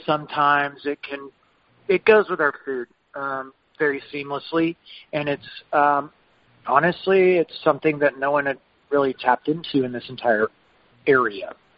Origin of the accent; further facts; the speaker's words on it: Lubbock, Texas, United States; moved away as an adult; also born or lived in Santa Fe, New Mexico; I was born and raised in Lubbock, Texas.